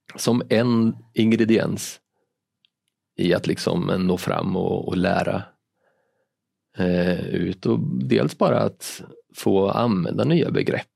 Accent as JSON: {"language": "Swedish", "town": "Linköping", "region": "Östergötland", "country": "Sweden", "moved": "yes", "lives_now": "Malmö, Sweden", "said": "jag kommer från Linköping"}